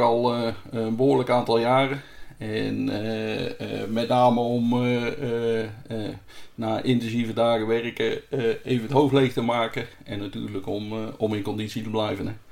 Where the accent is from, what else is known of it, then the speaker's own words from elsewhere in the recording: central Netherlands, Netherlands; ik kom zelf uit Midden-Nederland